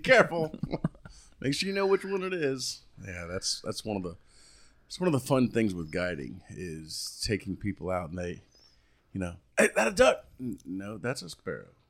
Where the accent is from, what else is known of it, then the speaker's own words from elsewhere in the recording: Key West, Florida, United States; moved away as an adult; I grew up in the Florida Keys, and I was born down in Key West. I'm a natural, I'm a real conk.